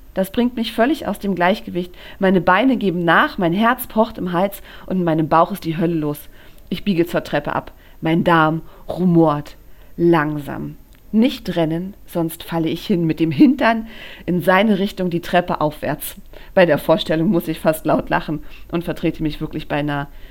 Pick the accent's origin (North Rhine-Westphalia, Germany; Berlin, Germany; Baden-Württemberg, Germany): Berlin, Germany; ich bin in Berlin geboren